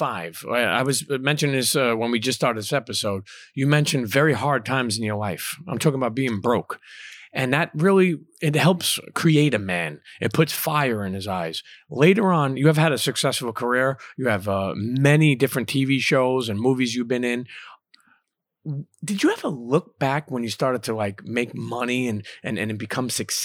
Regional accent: Brooklyn, New York, United States; I'm a kid from Brooklyn.

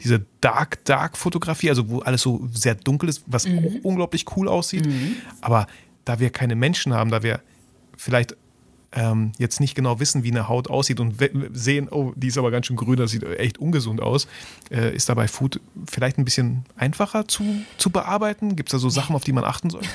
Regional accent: Germany; bei uns in Deutschland

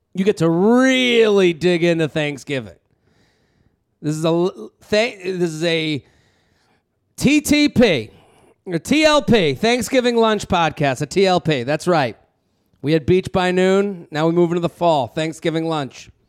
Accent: Needham, Massachusetts, United States; I grew up in Needham outside of Boston

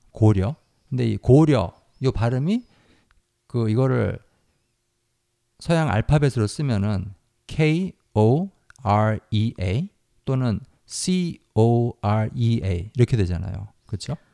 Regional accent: South Korea; 유니스 씨하고 제가 태어나서 자란 이 나라, 우리나라

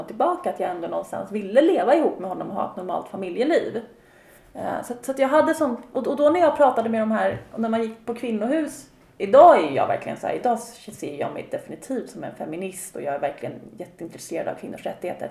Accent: Sweden; moved away; also born or lived in Austria; mina kompisar hemma i Sverige

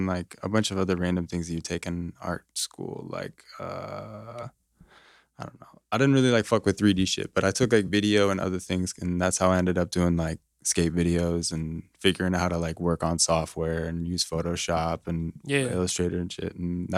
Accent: Noblesville, Indiana, United States; So for me, like, I'm from Noblesville, so I'm, like, kind of way out there.

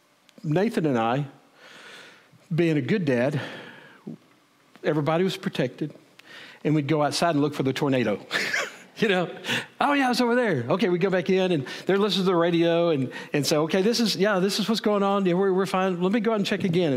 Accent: Wichita Falls, Texas, United States; moved away; also born or lived in Edmond, Oklahoma; I grew up in Wichita Falls

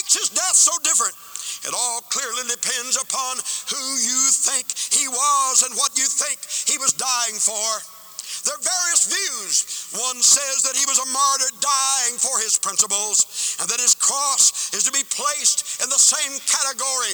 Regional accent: United States; I'm an American

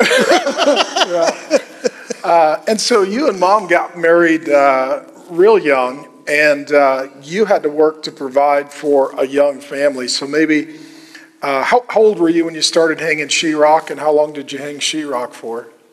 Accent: Minnesota, United States; That was the homestead I was brought to when I was born

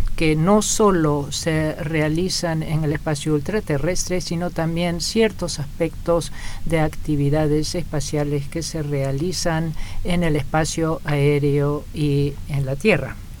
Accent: Russia; Soy ruso y profesor de Derecho Internacional

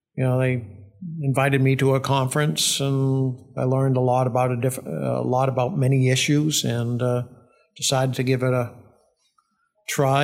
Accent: Milford, New Hampshire, United States; also born or lived in Needham, Massachusetts / Wilton; we moved to Milford when I was in third grade. lived in Wilton uh, uh, for a year or two prior to that.

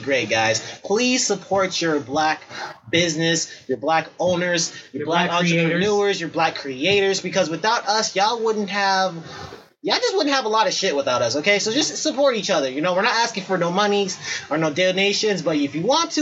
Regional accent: Chicago, Illinois, United States; now in Wisconsin, United States; I'm originally from Chicago

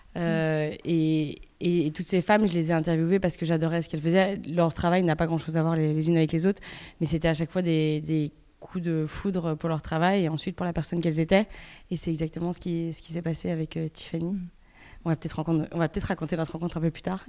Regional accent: Belgium; moved away as an adult; also born or lived in Paris; j'ai grandi en Belgique, je suis belge

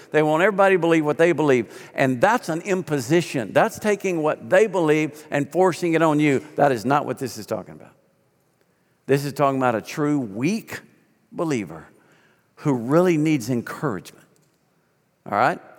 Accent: Arkansas, United States; moved away as an adult; I'm a kid from Arkansas who paid my way through summers by hauling hay

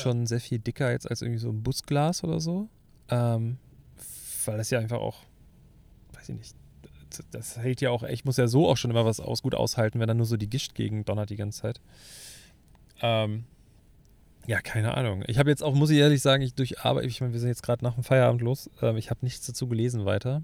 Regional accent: Hamburg, Germany; bei uns in Hamburg

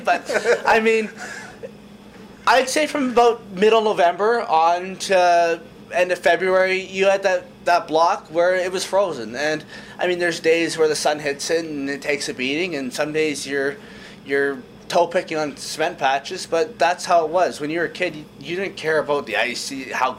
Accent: Kamloops, British Columbia, Canada; I grew up in Kamloops, we backed onto an outdoor park

